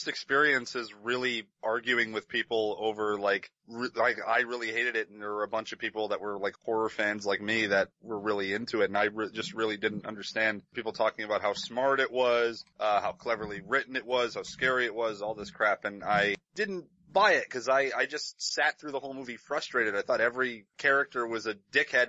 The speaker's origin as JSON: {"language": "English", "country": "Serbia", "tie": "born or raised there", "moved": "yes", "lives_now": "Canada", "said": "definitely Serbian, because that's where I was born. I was born in Serbia, and I have two Serbian parents, so definitely a Serbian that is living in Canada."}